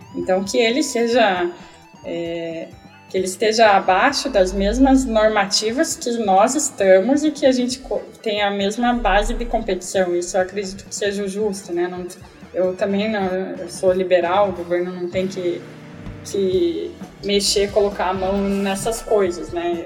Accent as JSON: {"language": "Portuguese", "country": "Brazil", "said": "nós que somos brasileiros"}